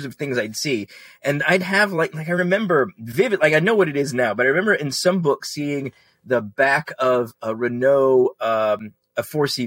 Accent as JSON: {"language": "English", "country": "United States", "tie": "born or raised there", "said": "growing up in America in the 70s and 80s"}